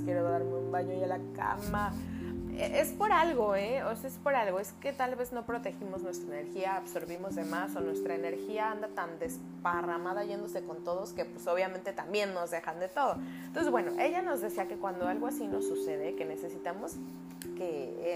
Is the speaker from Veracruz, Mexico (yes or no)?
yes; Veracruz, Mexico; soy jarocha, ¿eh? Si ven que hablo, si escuchan que hablo así